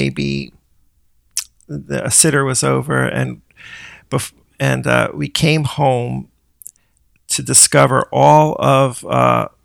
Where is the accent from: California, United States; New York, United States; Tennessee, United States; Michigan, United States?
New York, United States; South Fallsburg; born or raised there; also born or lived in Middletown, New York / Brooklyn, New York; now in Suffern, United States